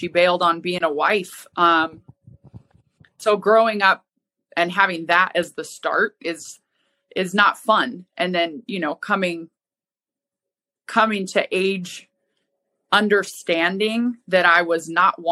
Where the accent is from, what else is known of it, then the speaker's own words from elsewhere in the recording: Helena, Montana, United States; moved away; also born or lived in Spokane; Originally, I'm from Helena, Montana